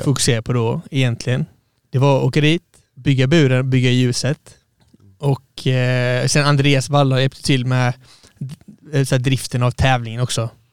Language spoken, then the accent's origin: Swedish; Halmstad, Halland County, Sweden; jag är uppvuxen i Halmstad